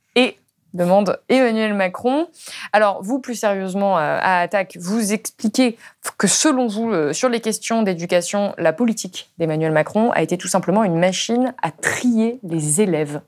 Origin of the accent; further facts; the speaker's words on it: Ardèche, Auvergne-Rhône-Alpes, France; je viens d'Ardèche, d'un tout petit village